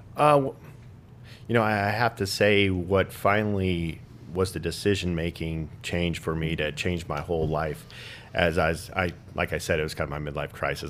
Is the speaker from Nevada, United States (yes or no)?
yes; Las Vegas, Nevada, United States; I'm born and raised in the Las Vegas community